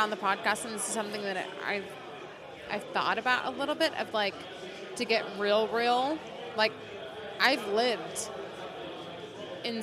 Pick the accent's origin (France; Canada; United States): United States; Shawnee, Oklahoma; moved away; I'm from Oklahoma. I am from a small town called Shawnee, Oklahoma